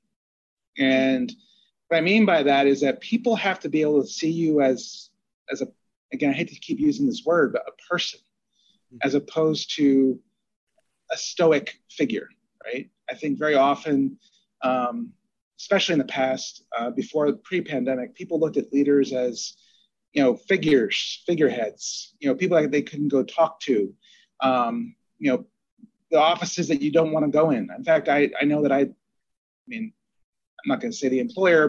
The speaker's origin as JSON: {"language": "English", "region": "New Jersey", "country": "United States", "tie": "born or raised there", "said": "I grew up in Jersey and I'm Italian"}